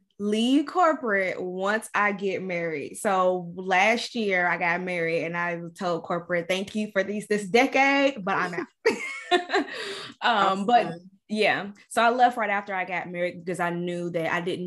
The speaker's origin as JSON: {"language": "English", "town": "Louisville", "region": "Kentucky", "country": "United States", "moved": "as an adult", "lives_now": "Tampa, United States", "said": "I'm from Louisville, Kentucky. If you can't tell from the accent"}